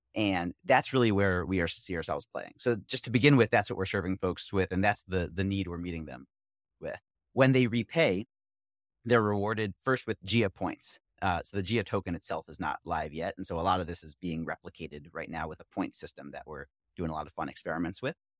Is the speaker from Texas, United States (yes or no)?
no; Philadelphia, Pennsylvania, United States; We both grew up in Philly